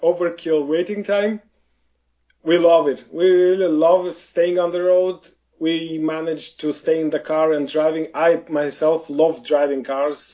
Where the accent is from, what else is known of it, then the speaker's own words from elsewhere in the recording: Moldova; I am from Eastern Europe. I was born from in Moldova